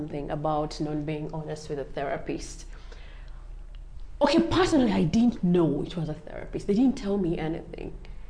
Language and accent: English; Kenya; as a Kenyan?